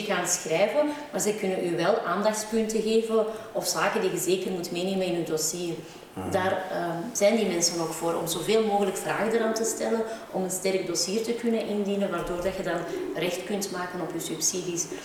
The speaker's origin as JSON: {"language": "Dutch", "town": "Antwerp", "region": "Flanders", "country": "Belgium", "tie": "born or raised there", "said": "Ik ben geboren in Antwerpen"}